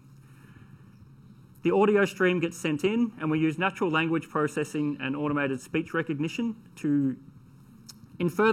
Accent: Australia; I am Australian, so I speak fast

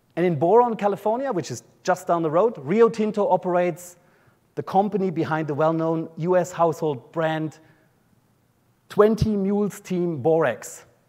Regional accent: an area just south of Munich, Bavaria, Germany; accent: German; Australian; moved away as an adult; now in Brisbane, Australia; I grew up in uh, an area just south of, south of Munich in Germany

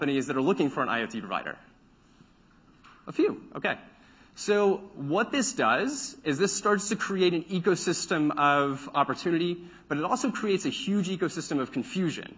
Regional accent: Central Texas, United States; I grew up in Central Texas where it becomes remarkably hot

